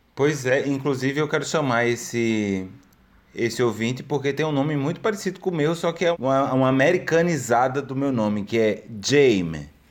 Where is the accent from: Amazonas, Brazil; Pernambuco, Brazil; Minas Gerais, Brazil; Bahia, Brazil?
Pernambuco, Brazil; eu sou de Pernambuco